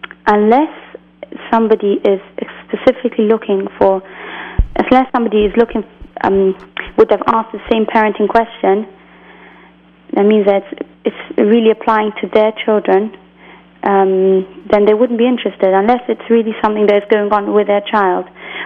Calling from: England, United Kingdom; I'm calling from England.

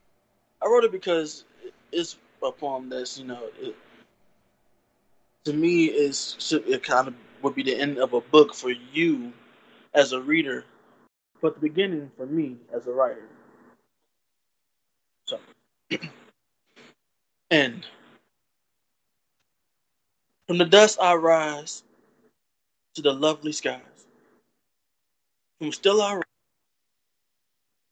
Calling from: St. Louis, Missouri, United States; Calling from St. Louis, Missouri

